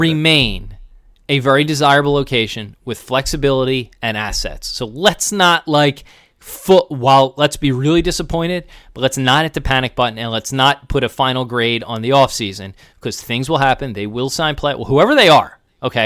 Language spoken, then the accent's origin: English; Springfield, Pennsylvania, United States; also born or lived in Bucks County, Pennsylvania; I grew up in Springfield and Delco